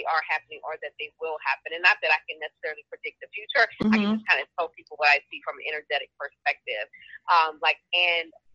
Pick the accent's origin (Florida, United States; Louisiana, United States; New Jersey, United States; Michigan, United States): Louisiana, United States; New Orleans; now in Atlanta, United States; I live in Atlanta, Georgia, and I'm originally from New Orleans, Louisiana.